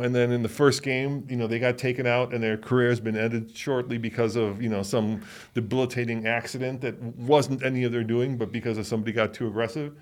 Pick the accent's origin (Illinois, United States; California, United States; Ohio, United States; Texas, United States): Illinois, United States; Chicago; I grew up in Chicago.